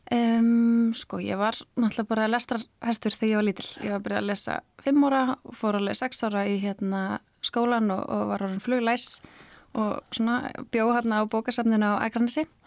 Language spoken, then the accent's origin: Icelandic; Akranes, Western Region, Iceland; á Akranissi eins og öll serían eh, sem er svona heima, heimabæri minn